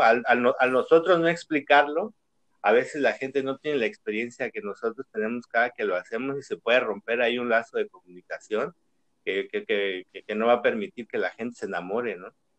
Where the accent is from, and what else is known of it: Chiapas, Mexico; born or raised there; moved away as an adult; now in Guadalajara, Mexico